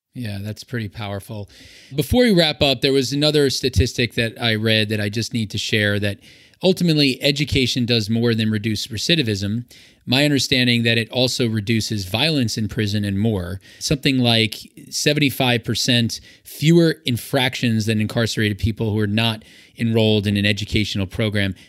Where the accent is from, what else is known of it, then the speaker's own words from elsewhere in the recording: New York, United States; my home state of New York